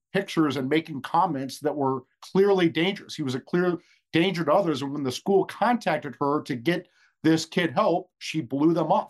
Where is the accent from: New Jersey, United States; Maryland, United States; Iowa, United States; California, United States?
Iowa, United States; I was raised in Iowa